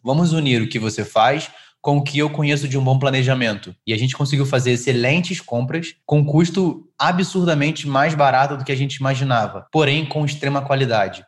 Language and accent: Portuguese; Rio de Janeiro, Brazil; now in São Paulo, Brazil; eu sou carioca, né, natural do Rio de Janeiro